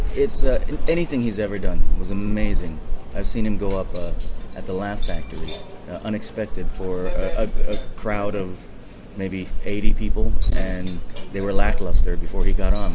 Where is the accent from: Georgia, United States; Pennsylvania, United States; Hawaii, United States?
Hawaii, United States; now in Hong Kong; born and raised in Hawaii